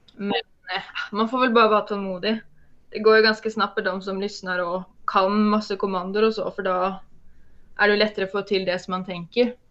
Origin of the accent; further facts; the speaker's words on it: Norway; accent: Norwegian; jag är norsk